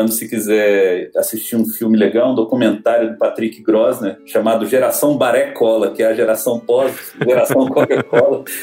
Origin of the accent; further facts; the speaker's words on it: Brasília, Federal District, Brazil; nasci em Brasília